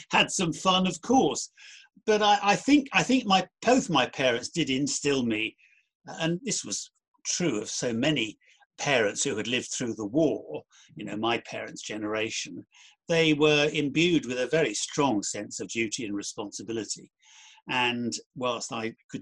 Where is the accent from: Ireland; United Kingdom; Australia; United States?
United Kingdom; Cheam, London; I was brought up in South London, a place called Cheam